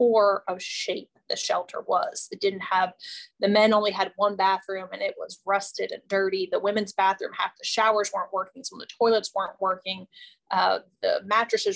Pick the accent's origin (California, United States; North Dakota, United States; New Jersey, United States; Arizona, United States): New Jersey, United States; Bound Brook; moved away as an adult; also born or lived in New York City / Winston-Salem, North Carolina / Charlotte, North Carolina; now in Memphis, United States; originally from Bound Brook, New Jersey. Grew up in Bound Brook